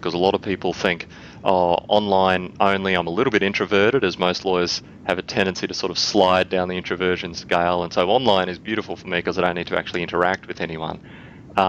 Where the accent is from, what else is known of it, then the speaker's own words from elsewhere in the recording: Australia; accent: Aussie; my Aussie accent